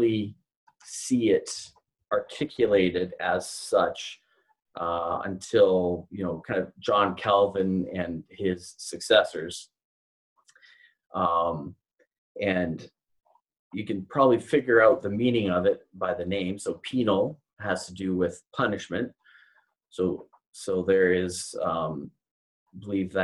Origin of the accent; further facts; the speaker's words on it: Canada; moved away as an adult; now in Louisville, United States; So I am a Canadian living in Louisville, Kentucky. I've lived here for about 9 years.